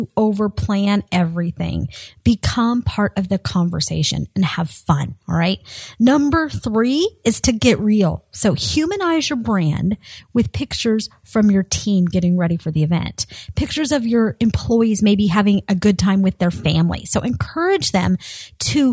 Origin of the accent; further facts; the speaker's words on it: Colorado, United States; moved away as an adult; now in Florida, United States; I grew up in Colorado. I moved to Florida about 8 years ago